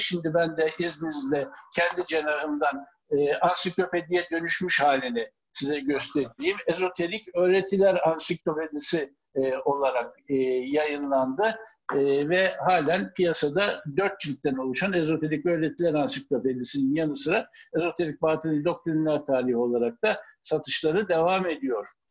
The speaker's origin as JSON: {"language": "Turkish", "region": "Ankara", "country": "Turkey", "tie": "born or raised there", "said": "Ankara'da doğdum."}